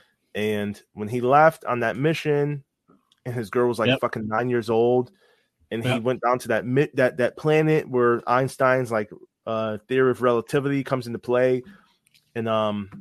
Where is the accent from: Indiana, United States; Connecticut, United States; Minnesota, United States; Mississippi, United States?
Connecticut, United States; moved away; We're from Connecticut. Our area code is 203